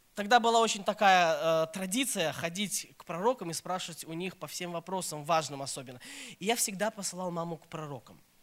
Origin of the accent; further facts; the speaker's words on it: Minsk, Belarus; moved away as an adult; also born or lived in Kyiv; now in Saratov, Russia; я с Беларуси, я сам родом с Минска, с Беларуси, белорус, так что простите, если какой-нибудь там акцент будет